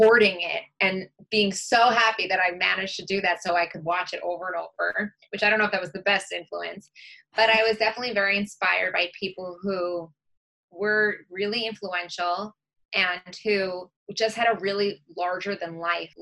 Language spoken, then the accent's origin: English; Long Island, New York, United States; I grew up on Long Island, which is in New York